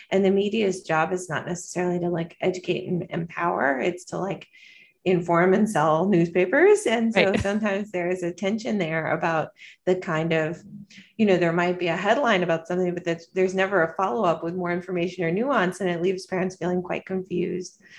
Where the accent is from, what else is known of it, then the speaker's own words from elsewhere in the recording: North Carolina, United States; now in New York City, United States; I'm originally from North Carolina and I'm a pediatrician.